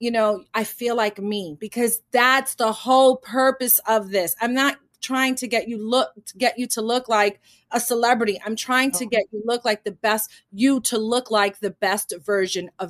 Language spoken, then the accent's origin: English; Manhattan, New York, United States; born there; I was born in Manhattan, so it doesn't matter that I was born in what you know in a poor neighborhood in Manhattan